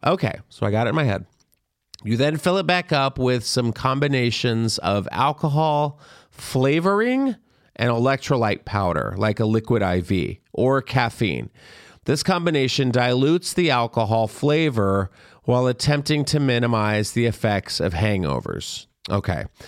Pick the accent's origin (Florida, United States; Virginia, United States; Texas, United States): Texas, United States; I grew up in Texas